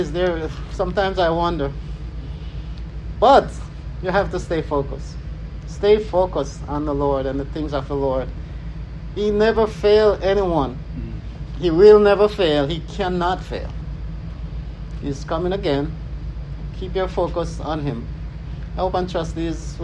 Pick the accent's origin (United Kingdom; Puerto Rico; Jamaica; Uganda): Jamaica; I'm Jamaican.